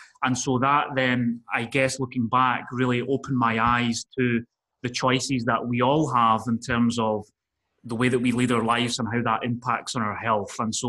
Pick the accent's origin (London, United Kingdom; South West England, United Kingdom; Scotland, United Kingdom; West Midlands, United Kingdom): Scotland, United Kingdom; also born or lived in Spain; So, I grew up by living in Spain. You can tell I've not got a Spanish accent. I'm originally from Scotland.